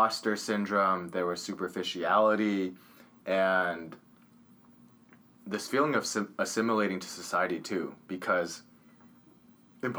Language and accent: English; Orange County, California, United States; growing up in Orange County, it's a more wealthy area.